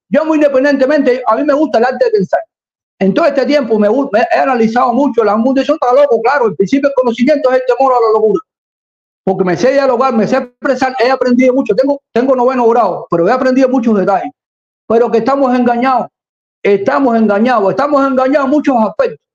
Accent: Cuba; aquí tengo mi bandera cubana porque soy un cubano.

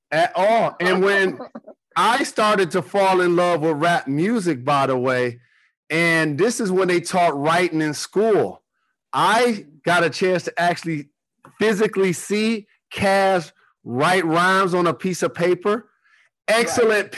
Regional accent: Detroit, Michigan, United States; I'm from Detroit

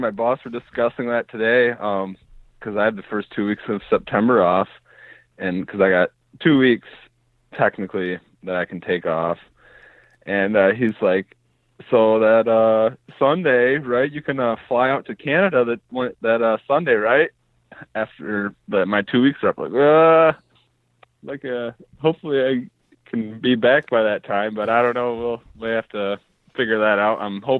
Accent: Zeeland, Michigan, United States; Yeah. I was born in Zeeland.

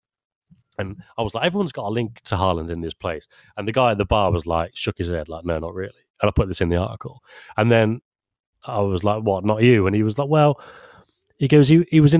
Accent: Leamington Spa, West Midlands, United Kingdom; I'm from Leamington Spa, which has got, I don't know, like 100,000 or something.

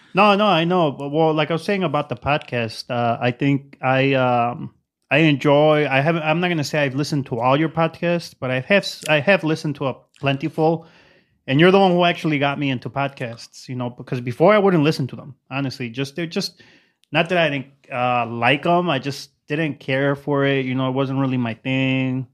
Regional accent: Zacatecas, Mexico; moved away; I'm from Zacatecas

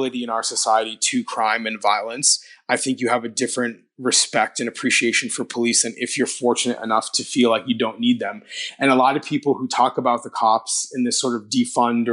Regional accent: Toronto, Ontario, Canada; in Toronto, my hometown

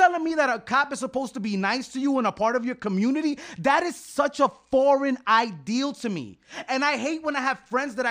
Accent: New York City, New York, United States; I grew up in Spanish Harlem, and I'm one first generation Boricua

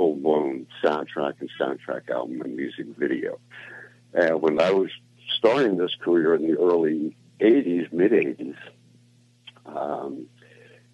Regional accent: New York City, New York, United States; I grew up in Brooklyn, New York

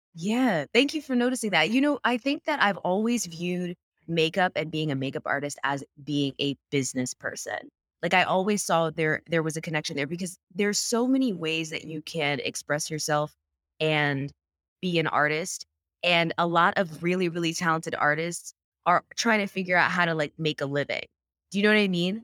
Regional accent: North Carolina, United States; moved away as an adult; now in New York, United States; I live in New York now, but I'm from North Carolina

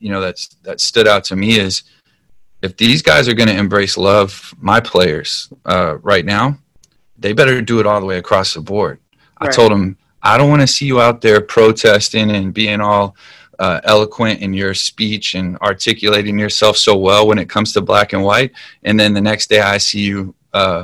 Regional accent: United States; I love being an American. I love being from here

